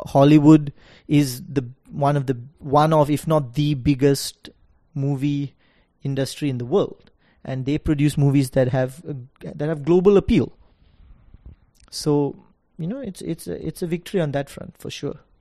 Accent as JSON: {"language": "English", "country": "Singapore", "tie": "born or raised there", "also_born_or_lived": "London", "moved": "as an adult", "lives_now": "New York, United States", "said": "I grew up in Singapore, but the shows I watched and the shows my friends watch were ninety percent U S T V shows"}